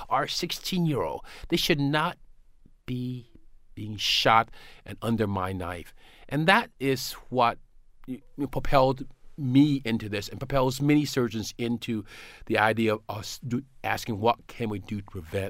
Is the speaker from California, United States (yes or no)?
no; South Carolina, United States; Well, you know, I grew up in South Carolina in a fairly, you know, poor neighborhood.